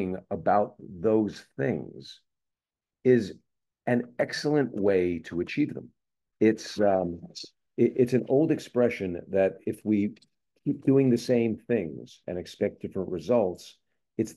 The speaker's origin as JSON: {"language": "English", "region": "East Coast", "country": "United States", "tie": "born or raised there", "moved": "yes", "lives_now": "Southern California, United States", "said": "I grew up on the East Coast"}